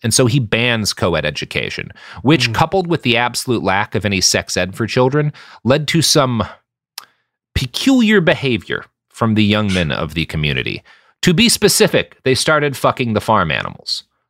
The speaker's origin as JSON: {"language": "English", "region": "Texas", "country": "United States", "tie": "born or raised there", "said": "I come from Texas. I grew up on a cow farm."}